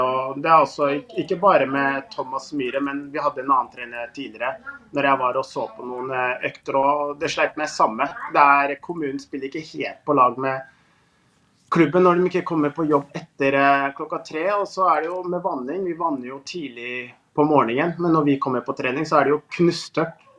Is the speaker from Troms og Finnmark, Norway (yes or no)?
no; Moss, Østfold, Norway; Jeg er jo fra nordre bydel i Moss. Og Moss var jo tippeligaen hele 90-tallet og begynnelsen av 2000-tallet når jeg eh, vokste opp